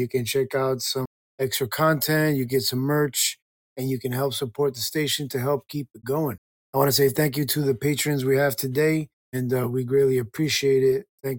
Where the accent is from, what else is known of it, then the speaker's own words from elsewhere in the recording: Calgary, Alberta, Canada; I'm from Calgary, Alberta, Canada. That's just me.